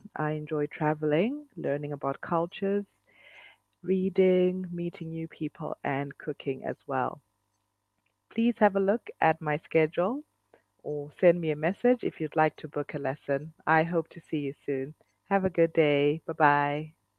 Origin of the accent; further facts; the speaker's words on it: Zimbabwe; I'm from Zimbabwe, which is in Southern Africa